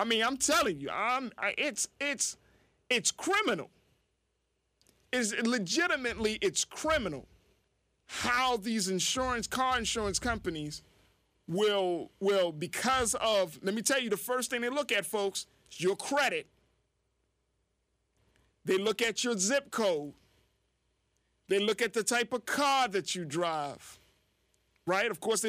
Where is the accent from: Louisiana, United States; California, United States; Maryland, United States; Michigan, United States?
Maryland, United States; Baltimore; It's like you go to other parts of the state, you're like, I'm from Baltimore City.